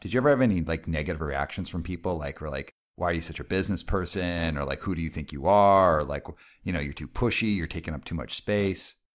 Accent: Calgary, Alberta, Canada; I grew up in Calgary.

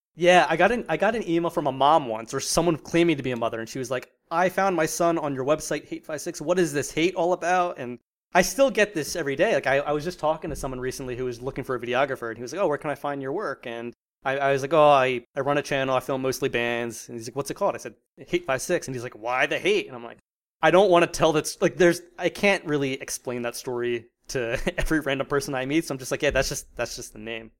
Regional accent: New Jersey, United States; moved away as an adult; also born or lived in Virginia; born and raised in South Jersey

